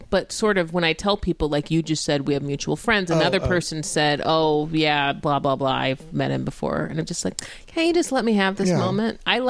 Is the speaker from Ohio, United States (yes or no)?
no; Orange County, California, United States; also born or lived in Los Angeles; my friends and I grew up in Orange County